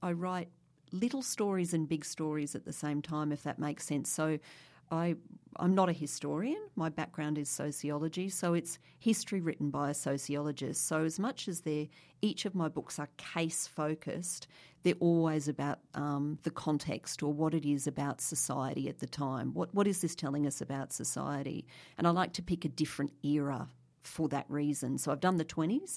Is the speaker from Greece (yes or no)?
no; Brisbane, Queensland, Australia; I grew up in Brisbane